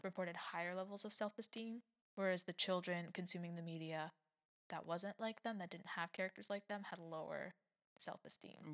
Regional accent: United States

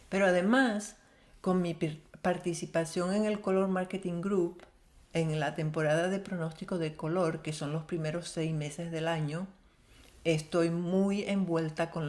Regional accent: Syria; also born or lived in Venezuela; descendiente árabe, nací, crecí en Siria, viví en muchos países del mundo

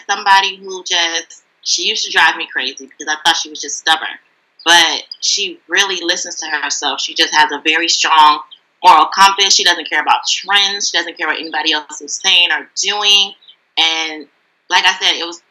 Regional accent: Detroit, Michigan, United States; now in Brooklyn, New York, United States; I'm originally from Detroit, but now I live in Brooklyn, New York

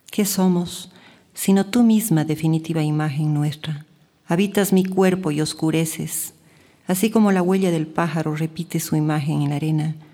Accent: Cuenca, Azuay, Ecuador; la ciudad de Cuenca para mí ha sido mi madre, mi enemiga, mi confidente

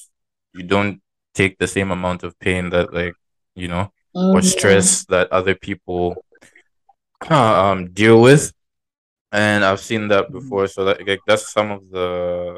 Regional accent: Zambia; moved away; I'm from Zambia

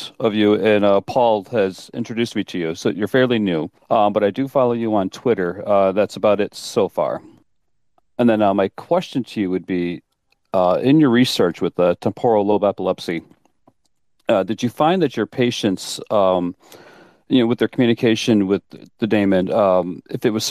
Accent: New York, United States; I'm over by the Great Lakes in New York State

